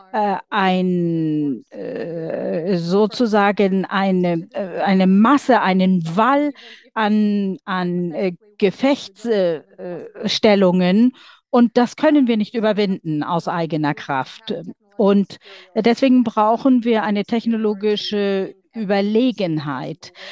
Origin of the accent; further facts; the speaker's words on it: Donetsk Oblast, Ukraine; Ich komme selbst aus der Region Donetsk. Meine Heimatstadt ist besetzt